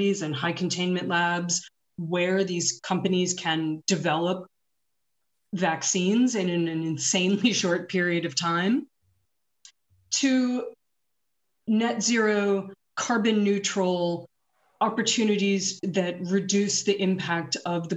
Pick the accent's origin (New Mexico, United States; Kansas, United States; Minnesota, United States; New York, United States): New York, United States; even as a New Yorker